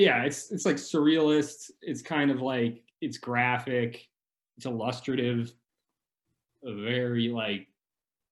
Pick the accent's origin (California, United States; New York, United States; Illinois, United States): New York, United States; upstate; moved away; also born or lived in Western Massachusetts; New York originally. I upstate New York. I grew up between there and Western Massachusetts. So I kind of split my youth between the two places